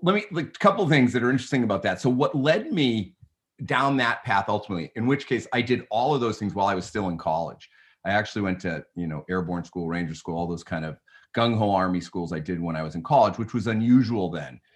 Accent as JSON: {"language": "English", "town": "Newton", "region": "Massachusetts", "country": "United States", "tie": "born or raised there", "said": "I grew up in, uh, in Newton, Mass, just a little, uh, a, a town sub, western suburb of, of Boston."}